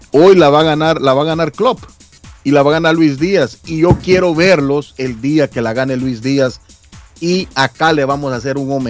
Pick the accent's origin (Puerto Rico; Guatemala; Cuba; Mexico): Guatemala; lo digo por, por mi comunidad guatemalteca